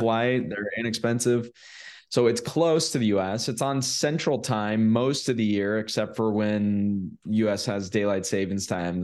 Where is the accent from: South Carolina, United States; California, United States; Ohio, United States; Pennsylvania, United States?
California, United States; moved away as an adult; now in Medellin, Colombia; I'm from California originally